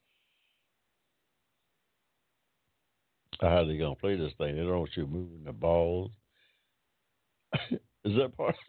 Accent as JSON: {"language": "English", "region": "Georgia", "country": "United States", "tie": "born or raised there", "said": "Crystal Lakes. Hampton, Georgia. They're all over my hometown down there."}